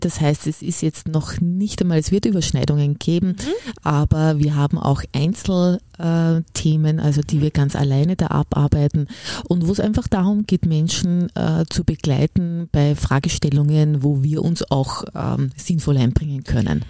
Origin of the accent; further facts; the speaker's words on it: Upper Austria, Austria; ich bin ja Oberösterreicherin